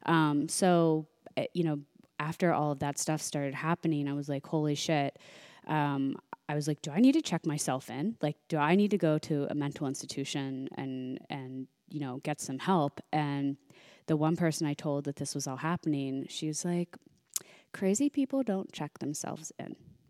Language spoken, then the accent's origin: English; Midwest, United States; I grew up in the Midwest, like strict Irish Catholic family, went to Catholic school my whole life.